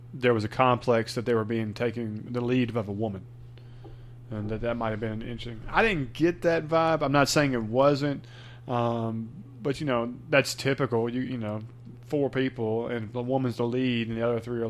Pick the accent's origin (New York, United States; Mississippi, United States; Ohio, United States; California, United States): Mississippi, United States; we're from Mississippi